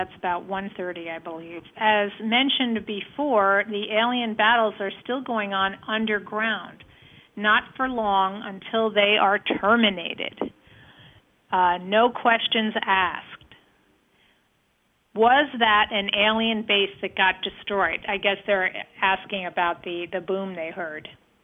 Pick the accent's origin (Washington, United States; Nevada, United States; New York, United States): New York, United States; Flushing; September 22nd, and starts here in New York, and there is an underground base in the East River by the UN in my hometown of Flushing, the original site of the UN, and also birthplace of religion.